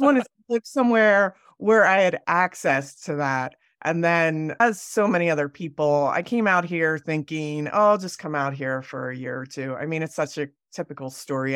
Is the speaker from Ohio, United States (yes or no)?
no; Pennsylvania, United States; moved away as an adult; also born or lived in Delaware / New York City; now in Jackson Hole, United States; I grew up in Pennsylvania